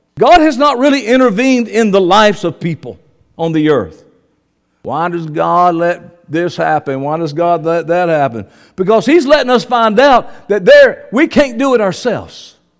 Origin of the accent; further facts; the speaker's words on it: the South, United States; I'm from the South